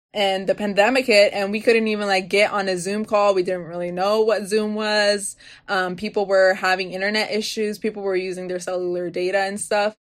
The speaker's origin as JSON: {"language": "English", "town": "Baltimore", "region": "Maryland", "country": "United States", "tie": "born or raised there", "said": "Born and raised in Baltimore, my family's from Guatemala"}